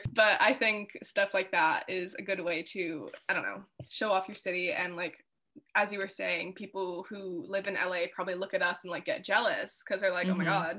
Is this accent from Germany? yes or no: no; Canada; so I do think stuff like that as a Canadian creator do, it doesn't like bother me that much